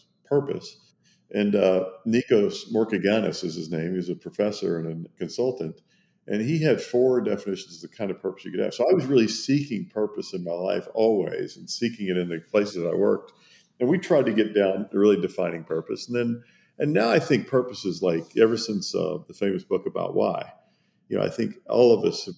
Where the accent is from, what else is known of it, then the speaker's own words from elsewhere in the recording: Kentucky, United States; moved away as an adult; also born or lived in Germany / Switzerland / Italy; I grew up in Kentucky in the United States